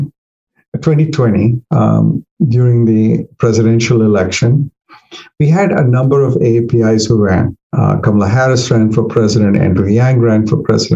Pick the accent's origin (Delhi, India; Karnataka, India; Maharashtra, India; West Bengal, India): Delhi, India; moved away as an adult; also born or lived in Eastern Kentucky; now in Northern Virginia, United States; I came from Delhi, which was even in those days, like 6 million people.